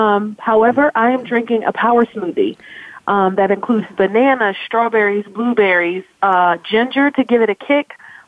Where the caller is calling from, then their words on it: Glenside, Pennsylvania, United States; I am calling from Glenside, Pennsylvania. It's a suburb outside of Philadelphia